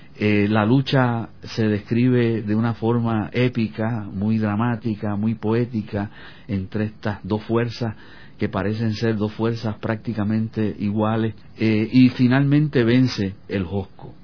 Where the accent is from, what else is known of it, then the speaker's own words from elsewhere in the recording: Corozal, Puerto Rico; él fue a la escuela superior de mi pueblo, de Corozal, cuando yo era estudiante de escuela superior